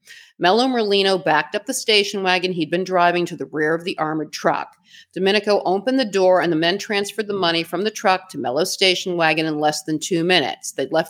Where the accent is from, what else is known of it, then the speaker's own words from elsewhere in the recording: Boston, Massachusetts, United States; I'm from Boston.